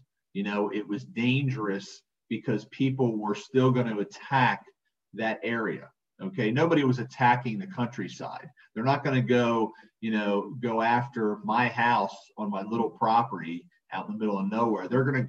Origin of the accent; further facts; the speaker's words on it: New Jersey, United States; So yeah, I grew up right outside Atlantic City